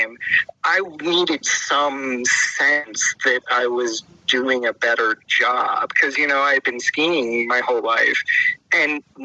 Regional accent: Pennsylvania, United States; where I grew up in Pennsylvania

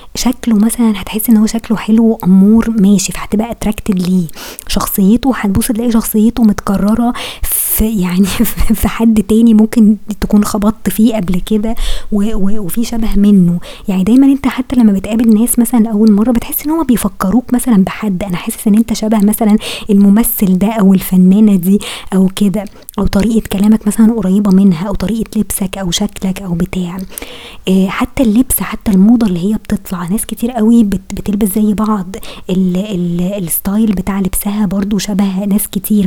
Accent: Egypt

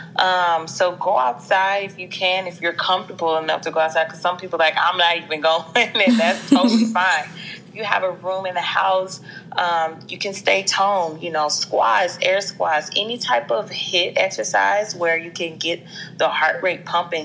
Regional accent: Jackson, Mississippi, United States; accent: twang; moved away as an adult; now in Los Angeles, United States; I'm from Jackson, Mississippi, from the dirty South. So forgive me if my accent is a little got a little twang to it

